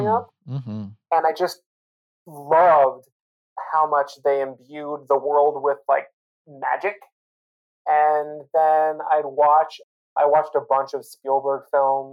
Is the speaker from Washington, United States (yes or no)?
yes; Spokane, Washington, United States; moved away as an adult; also born or lived in Oregon; I grew up in Eastern Washington, Spokane, Washington